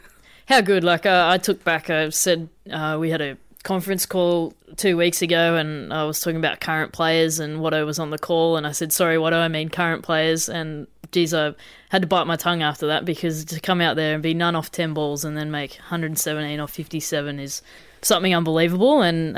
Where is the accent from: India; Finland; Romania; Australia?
Australia; As a player, especially as an Australian player, obviously the men are pretty well paid.